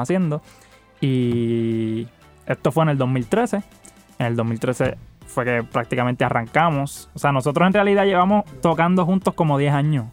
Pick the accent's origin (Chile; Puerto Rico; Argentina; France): Puerto Rico; de dónde nosotros venimos